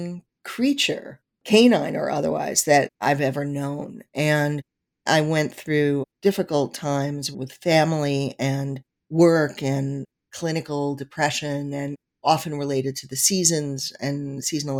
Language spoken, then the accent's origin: English; New York City, New York, United States; moved away as an adult; now in Newtown, United States; I grew up in Forest Hills, New York, which is about 7 miles east of Manhattan